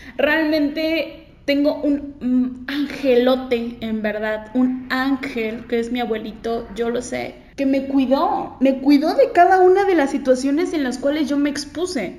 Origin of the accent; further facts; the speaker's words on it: Cuernavaca, Morelos, Mexico; yo soy de Cuernavaca